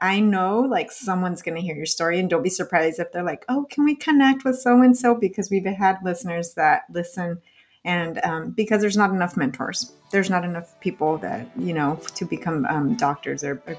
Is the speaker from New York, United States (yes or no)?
no; Oceanside, California, United States; I grew up in Oceanside, so around a lot of military families.